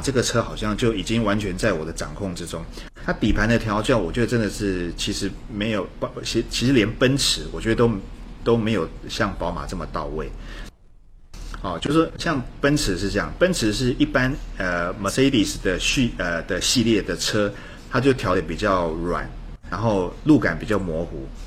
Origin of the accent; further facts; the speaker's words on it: Taiwan; 我们叫 look， 在台湾叫 look